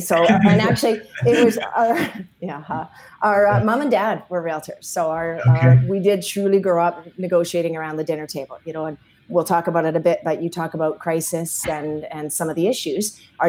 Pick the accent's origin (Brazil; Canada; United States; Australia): Canada; Edmonton, Alberta; born there; Well, I was born in Edmonton.